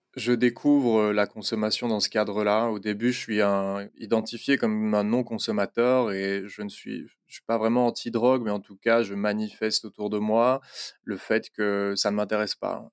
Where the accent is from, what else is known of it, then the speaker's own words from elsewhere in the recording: Belgium; je suis belge, j'habite à Bruxelles